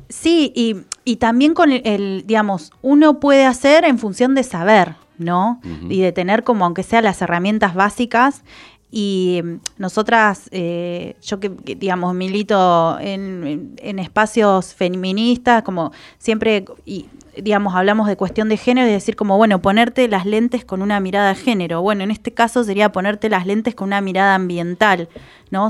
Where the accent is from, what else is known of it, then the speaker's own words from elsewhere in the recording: Trelew, Chubut, Argentina; Yo soy de Treleu, que es, creo que seremos 100.000 habitantes